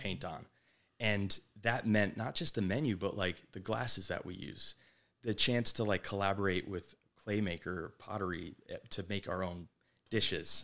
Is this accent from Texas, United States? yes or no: no; Manasquan, New Jersey, United States; moved away; the Jersey Shore where we grew up in Manasquan